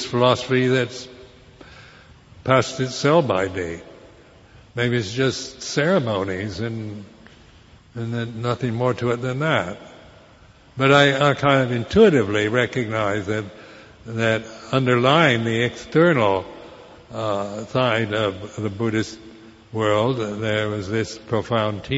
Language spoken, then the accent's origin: English; United States; moved away as an adult; being American